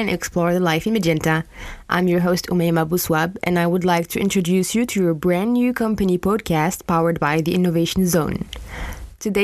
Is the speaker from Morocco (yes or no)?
yes; Morocco; I come from Morocco